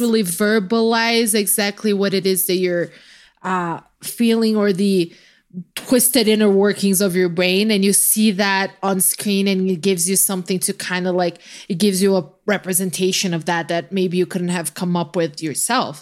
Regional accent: Brazil; I just get to randomly play the Brazilian card

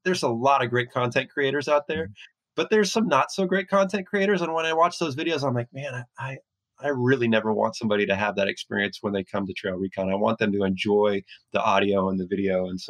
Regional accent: Oregon, United States; also born or lived in Washington / Arizona / San Diego; I've lived in Washington. I grew up in Oregon. I lived in Washington, lived in Arizona.

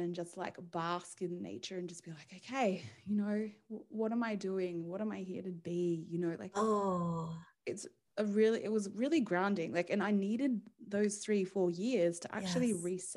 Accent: Australia; moved away as an adult; we're Australian

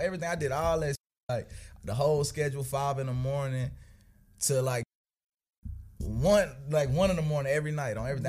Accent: Tulsa, Oklahoma, United States; I grew up, uh, like you say, north side of Tulsa.

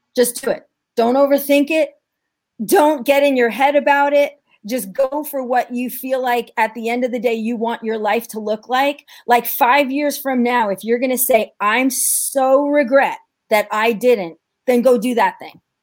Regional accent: New York, United States; I'm from New York

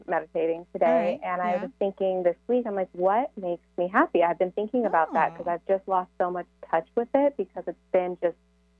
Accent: California, United States; moved away as an adult; now in Colorado, United States; I moved from California, which is where I'm from, but to Colorado.

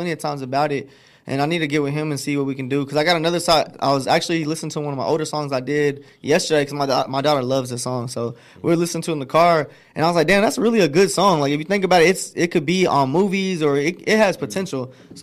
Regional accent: Grand Prairie, Texas, United States; also born or lived in Dallas, Texas; I'm from Dallas, Texas. Well, Grand Prairie to be exact. I was born in Dallas.

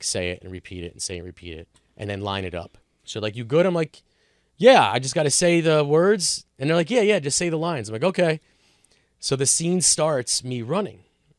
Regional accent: Howell, New Jersey, United States; But I'm like, I'm right from Howell.

